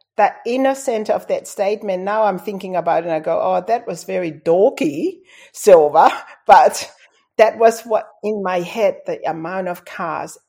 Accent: Tonga; first language Tongan; English is a second language; moved away as an adult; now in Australia; growing up in Tonga, it's tough.

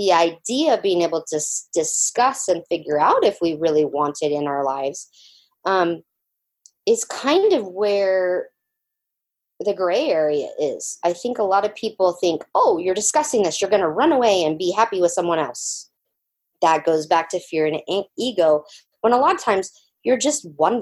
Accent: Georgia, United States; I grew up in Georgia in the swamp

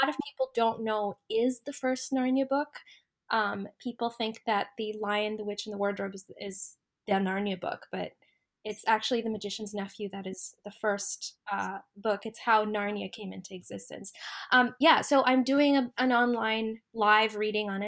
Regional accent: Saudi Arabia; also born or lived in United States / United Arab Emirates; now in Canada; I was born in Canada, but I grew up in Saudi Arabia

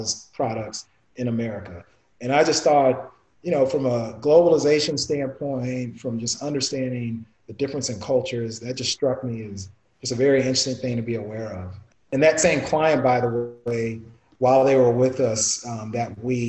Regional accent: Toronto, Ontario, Canada; I'm born in Toronto. I was born in Toronto, so fellow T-Dot

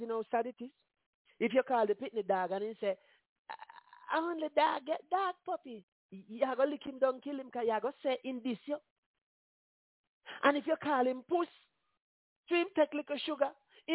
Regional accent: Jamaica; I'm from Jamaica

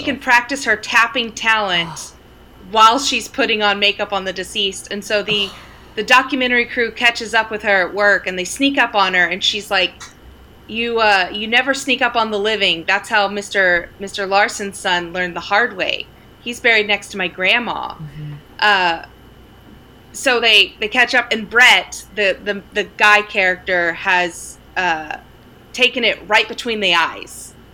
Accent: Sterling, Oklahoma, United States; now in Los Angeles, United States; I grew up in Sterling, Oklahoma, mm-hmm. population 600.

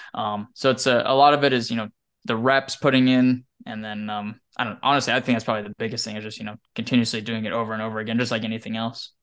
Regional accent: Wyoming, United States; now in Texas, United States; growing up in Wyoming

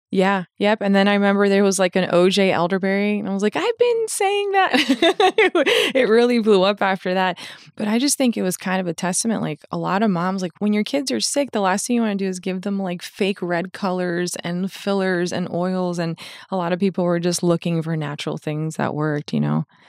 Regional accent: Fort Lauderdale, Florida, United States; I grew up in Fort Lauderdale

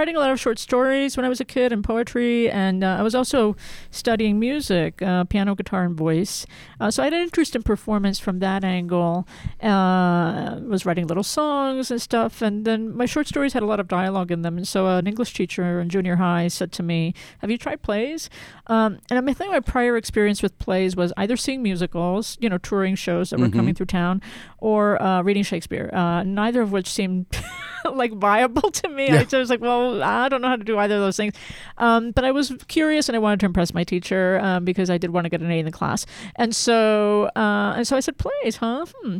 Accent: New Jersey, United States; also born or lived in Philadelphia, Pennsylvania / Florida / North Carolina / Salt Lake City, Utah; I was born in Philadelphia, grew up mostly in New Jersey, Florida, North Carolina, with a brief stint in Salt Lake City when I was in the sixth grade.

